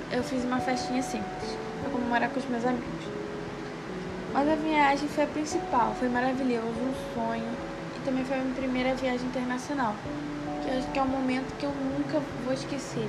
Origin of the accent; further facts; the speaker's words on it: Rio das Ostras, Rio de Janeiro, Brazil; Nasci no Rio de Janeiro